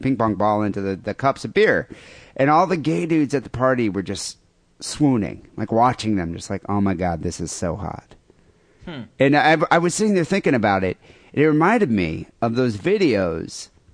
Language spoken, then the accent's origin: English; Michigan, United States; moved away; I'm Michigan